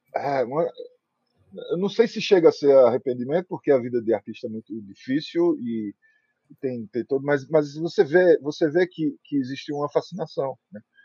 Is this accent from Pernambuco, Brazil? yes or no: yes; Recife, Pernambuco, Brazil; eu sou recifense